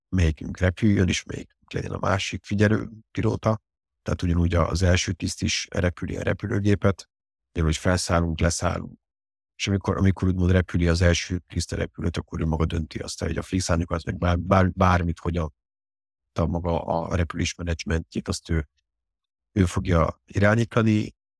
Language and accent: Hungarian; Hungary; born or raised there; also born or lived in Paris, France